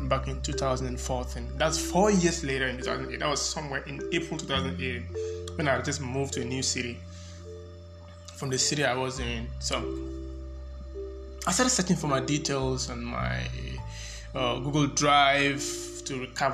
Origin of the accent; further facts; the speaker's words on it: Accra, Greater Accra, Ghana; I grew up in Accra. I spent most of my life in Ghana